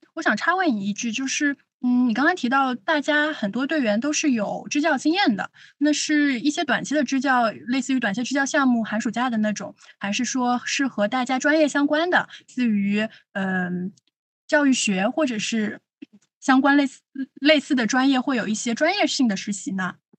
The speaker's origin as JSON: {"language": "Chinese", "region": "southern China", "country": "China", "said": "作为一个南方人"}